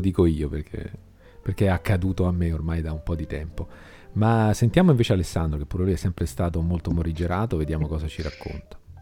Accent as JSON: {"language": "Italian", "area": "Brianza", "region": "Lombardy", "country": "Italy", "accent": "Brianzolo Z"}